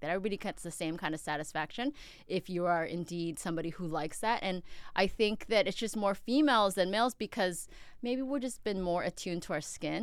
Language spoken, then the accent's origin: English; Upland, California, United States; also born or lived in Queens, New York; I grew up in Upland. I'm from Queens, though.